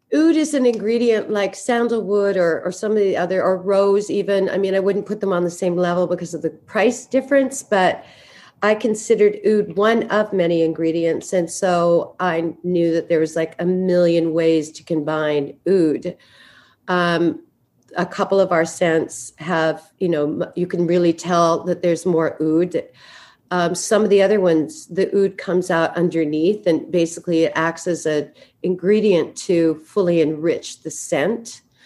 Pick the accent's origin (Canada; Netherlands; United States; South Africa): Canada; Vancouver, British Columbia; I grew up in Vancouver, Canada.